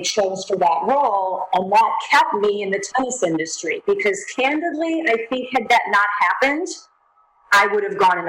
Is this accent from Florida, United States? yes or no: yes; Sarasota, Florida, United States; I was in beautiful Sarasota, Florida, my hometown